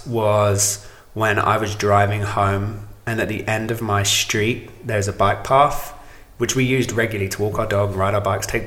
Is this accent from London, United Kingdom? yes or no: yes; London, United Kingdom; moved away as an adult; also born or lived in Los Angeles, United States; now in Nashville, United States; I'm originally from Southeast London.